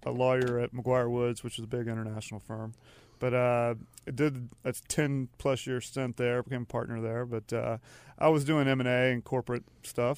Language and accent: English; Charlotte, North Carolina, United States; also born or lived in Matthews, North Carolina / Raleigh / Denmark / Philadelphia; I'm from Charlotte, so I grew up actually, ended up in Matthews, but my parents are from Charlotte, I'm from Charlotte